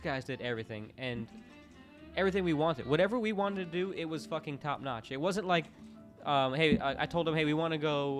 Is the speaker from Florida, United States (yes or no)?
yes; Orlando, Florida, United States; growing up in Orlando, like the home of the home of the fake shit